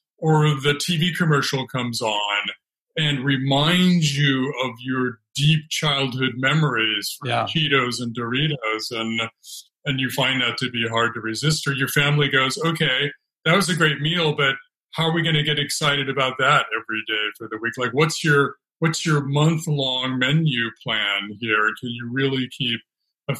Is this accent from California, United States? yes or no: yes; California, United States; also born or lived in Alaska; now in Brooklyn, United States; I grew up in California backpacking in the Sierra Nevada